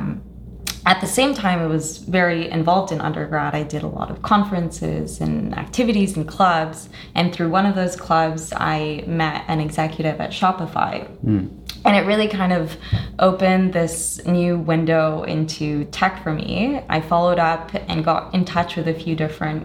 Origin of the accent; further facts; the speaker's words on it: Canada; also born or lived in Colombia (ancestry) / Toronto; I'm Canadian of Colombian descent.